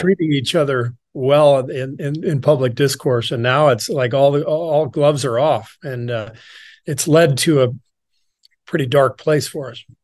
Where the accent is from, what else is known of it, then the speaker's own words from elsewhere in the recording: Los Angeles, California, United States; also born or lived in Beirut, Lebanon / Cairo, Egypt / France; we moved to L A when I was pretty young, like two years old, 'cause my dad took a job at U C L A as a professor. So most of my childhood was spent in L